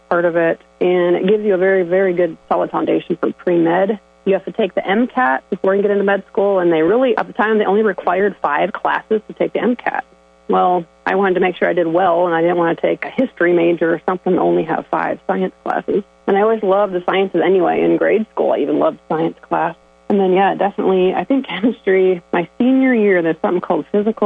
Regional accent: Sibley, Iowa, United States; born or raised there

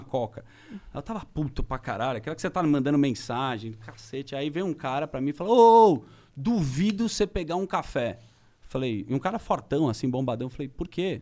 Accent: Brazil; eu sou do Brasil, eu trabalho num programa de TV

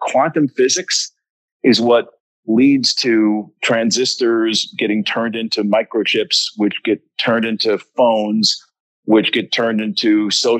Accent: United States; we're both American

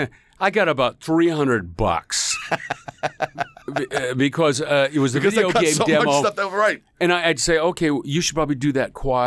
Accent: Northwest, United States; But, you know, I grew up in the Northwest, and he's from Utah. So I understand the dialect.

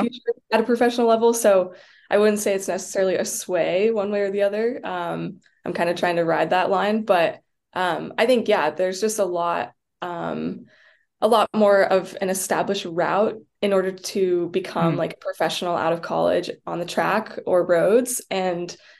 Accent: Jackson, Wyoming, United States; also born or lived in Washington; my hometown in Jackson

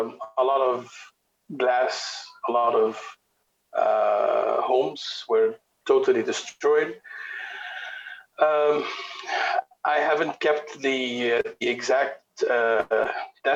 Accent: Beirut, Beirut Governorate, Lebanon; I'm originally from Beirut. Live here, work here, travel a lot.

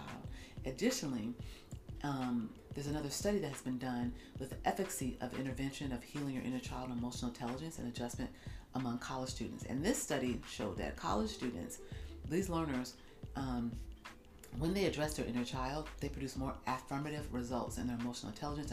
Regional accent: United States; I'm African American, I come from the Black community

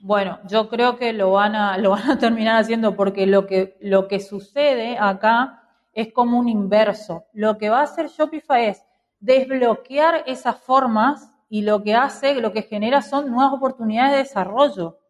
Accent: Argentina

